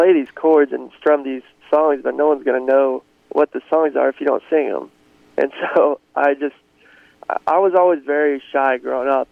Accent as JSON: {"language": "English", "town": "Greenwood", "region": "Arkansas", "country": "United States", "tie": "born or raised there", "also_born_or_lived": "Nashville", "moved": "as an adult", "said": "I grew up in Greenwood, Arkansas, which is right outside of Fort Smith"}